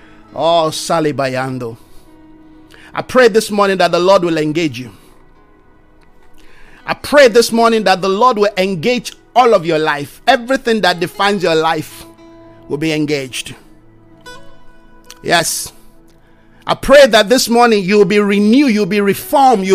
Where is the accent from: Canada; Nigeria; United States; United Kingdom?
Nigeria; I come from Nigeria.